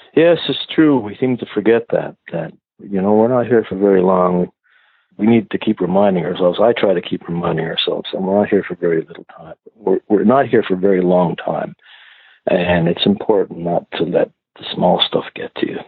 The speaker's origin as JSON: {"language": "English", "town": "Rustico", "region": "Prince Edward Island", "country": "Canada", "tie": "born or raised there", "also_born_or_lived": "Dartmouth, Nova Scotia", "said": "when I was a kid growing up in Rustico, a small community in the North Shore of PEI"}